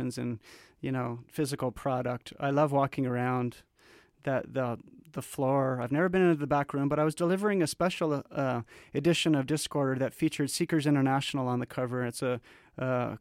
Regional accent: Canada; I was born in Canada

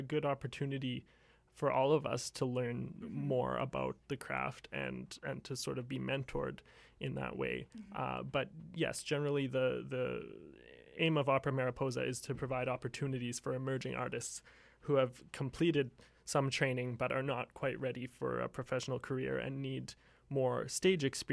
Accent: Dawson Creek, British Columbia, Canada; the Vancouver Symphony came up to my hometown, Dawson Creek, when I was 5

